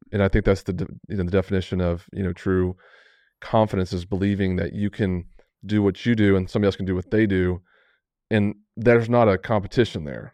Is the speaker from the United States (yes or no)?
yes; Amarillo, Texas, United States; growing up in Amarillo